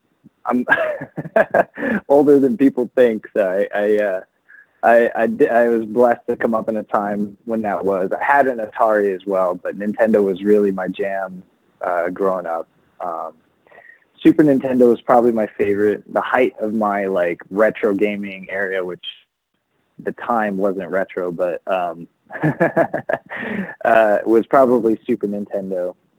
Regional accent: Philippines; And that's always been my goal, is not so much for people to know I'm Filipino, but for me to help people understand that there are a lot of us

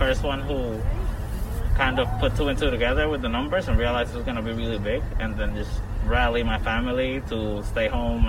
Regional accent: New York City, New York, United States; I'm from Queens

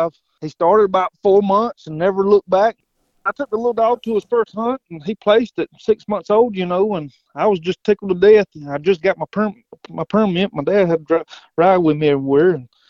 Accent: Whitmire, South Carolina, United States; I'm from Whitmire, South Carolina, a little small town.

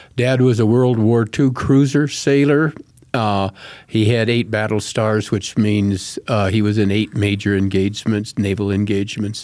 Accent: Colorado Springs, Colorado, United States; Right here in Colorado Springs

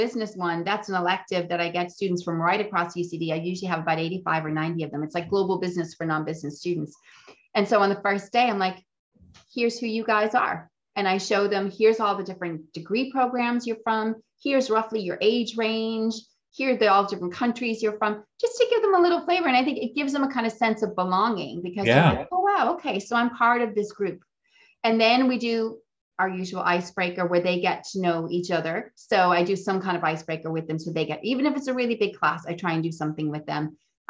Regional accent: Boston, Massachusetts, United States; I'm originally from Boston. Here's a picture of Boston.

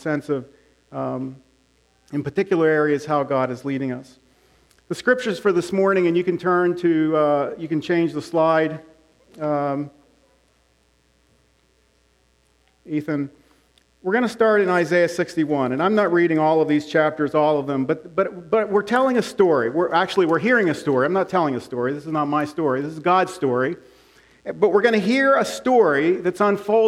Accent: Big Valley, Pennsylvania, United States; When I was growing up in Big Valley

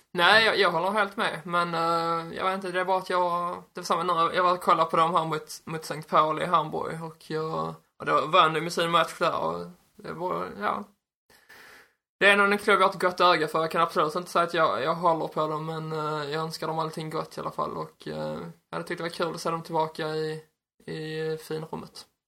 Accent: Ystad, Skåne, Sweden; jag är uppväxt i Ystad

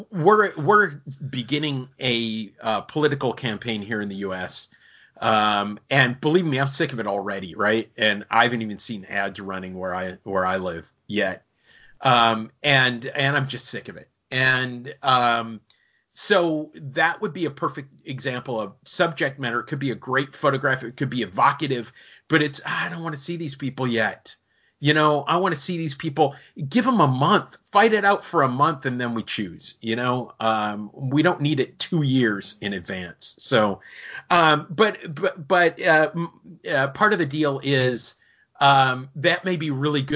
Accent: Minnesota, United States; now in Florida, United States; I grew up in Minnesota

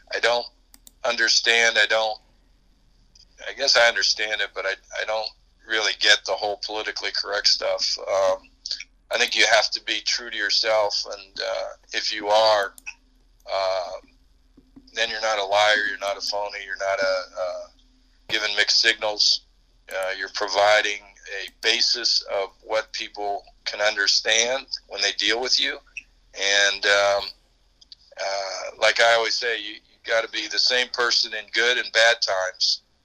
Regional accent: Pittsburgh, Pennsylvania, United States; moved away as an adult; also born or lived in North Carolina; We're both from Pittsburgh

